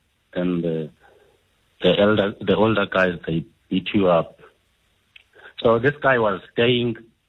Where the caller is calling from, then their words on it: Eastern Cape, South Africa; I'm calling from the Eastern Cape.